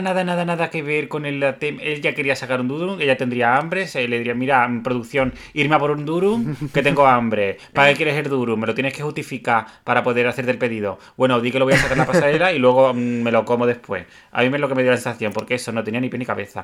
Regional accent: Spain; como tópico español, el toreo es un tópico nuestro también

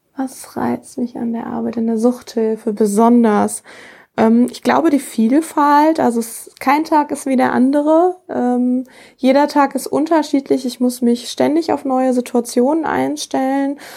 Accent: Rheda-Wiedenbrück, North Rhine-Westphalia, Germany; was gefällt mir besonders an meiner Heimatstadt? Ich glaube einfach, äh, ja, die Stadt an sich, die alten Fachwerkhäuser

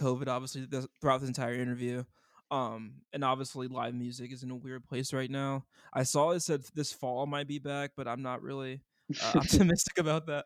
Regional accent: Ohio, United States; moved away; I'm from Ohio originally, and I was raised by like rap and rock purists.

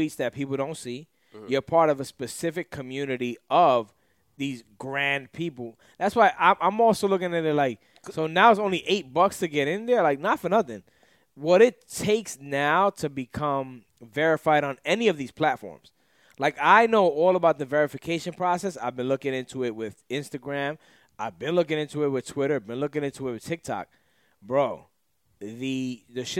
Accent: New York City, New York, United States

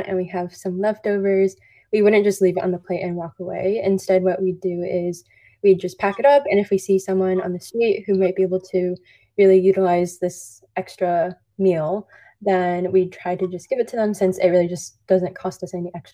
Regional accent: Orange County, Southern California, United States; born and raised in Orange County, Southern California, just around 20 minutes from Disneyland

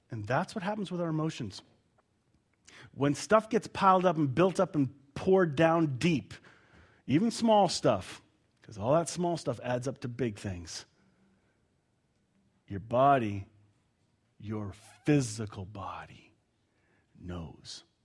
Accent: Canada; I'm Canadian. I took offense.

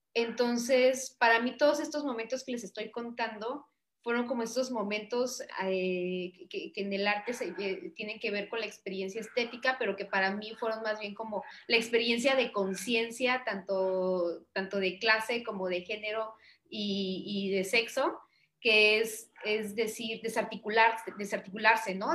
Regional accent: Chiapas, Mexico; also born or lived in Porto, Portugal; nacida y crecida en Chiapas

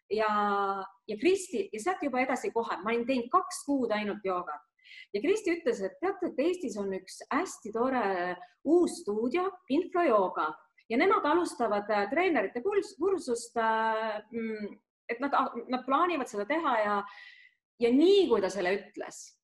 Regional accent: Lääne-Viru County, Estonia; ma olen pärit eh, Lääne-Virumaalt

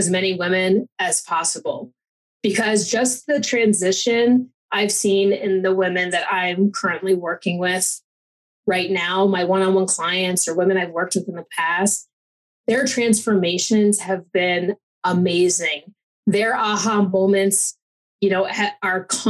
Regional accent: East Coast, United States; moved away as an adult; also born or lived in Fort Lauderdale, Florida; now in Colorado, United States; I'm an East Coast Italian

